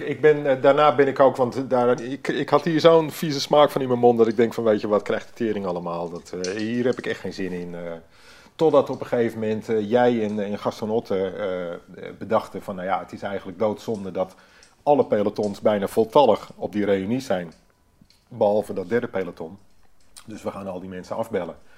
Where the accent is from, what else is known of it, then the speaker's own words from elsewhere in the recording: Hoorn, North Holland, Netherlands; ik eh, ben geboren in Hoorn. Ik ben opgegroeid in Hoorn